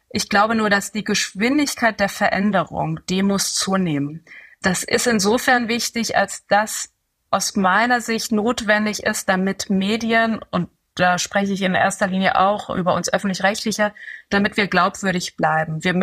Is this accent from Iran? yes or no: yes; Tehran, Tehran Province, Iran; born there; meine beiden Eltern sind Iraner und ähm, ich bin selber in, in Teheran geboren, habe auch viel Zeit in dem Land verbracht.